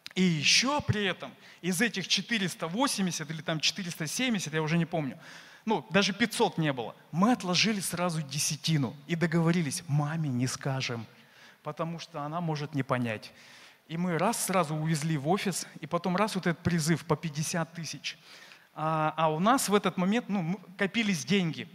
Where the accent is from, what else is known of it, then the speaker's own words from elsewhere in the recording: Saint Petersburg, Russia; я из Петербурга